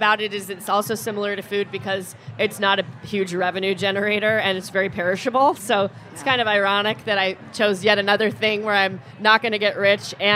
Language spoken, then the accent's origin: English; Corvallis, Oregon, United States; now in Portland, United States; I was born in Corvallis, which is an hour and a half south of here